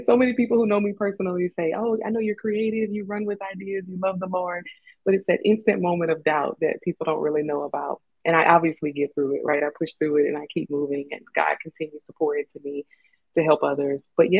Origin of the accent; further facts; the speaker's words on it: Louisiana, United States; now in Colorado, United States; And even when I moved to Colorado from Louisiana, I had homesickness